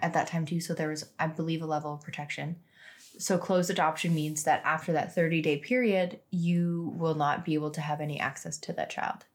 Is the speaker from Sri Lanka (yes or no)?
no; Regina, Saskatchewan, Canada; I was born in Regina